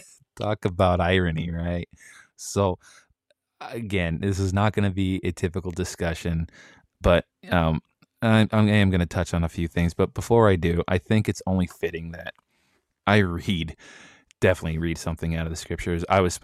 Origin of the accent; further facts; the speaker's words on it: Japan; born there; I was born abroad over in Japan.